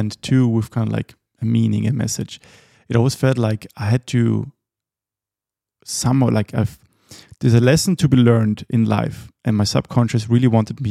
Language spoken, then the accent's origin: English; Austria; moved away as an adult; also born or lived in Helsinki, Finland; when I moved away from Austria at the age of 21